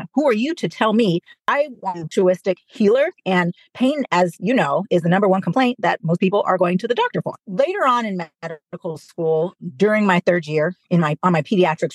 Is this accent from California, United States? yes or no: yes; California, United States; I'm from California and wanted to stay kind of close to home